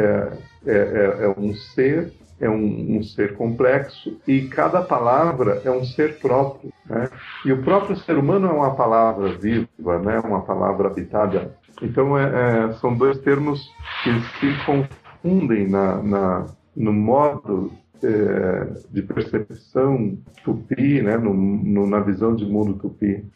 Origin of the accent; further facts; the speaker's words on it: São Paulo, Brazil; eu sou de São Paulo.